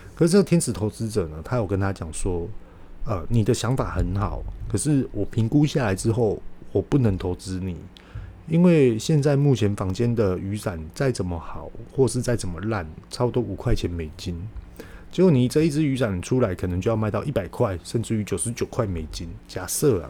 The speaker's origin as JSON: {"language": "Chinese", "country": "Taiwan", "said": "我们台湾人呢，勇创于商品，可以辅助我们的商品做外销"}